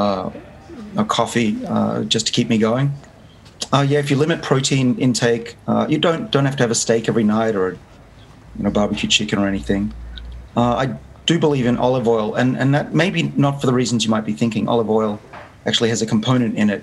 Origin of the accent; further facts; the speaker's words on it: Sydney, New South Wales, Australia; moved away as an adult; now in United States; I grew up in Sydney, so I may be at Harvard, but I'm still very much Australian